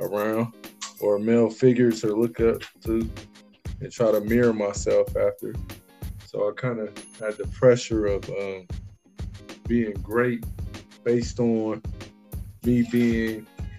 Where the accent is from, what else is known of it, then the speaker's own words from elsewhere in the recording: Columbus, Ohio, United States; born and raised in Columbus, Ohio